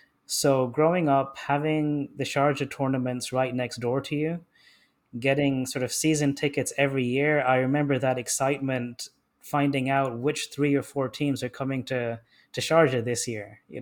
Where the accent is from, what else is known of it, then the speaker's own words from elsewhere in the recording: Germany; me being a German and Bayern Munich supporter while being in a completely English school